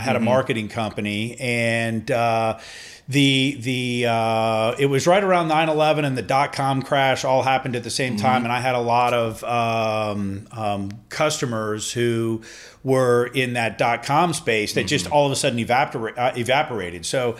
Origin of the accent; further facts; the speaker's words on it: Denmark; born there; I was born in the same exact hospital my mom was born in, just at a different time.